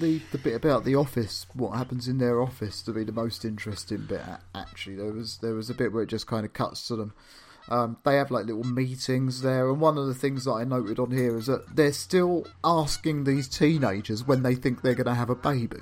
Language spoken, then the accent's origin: English; London, United Kingdom; also born or lived in Camden; I was born in Islington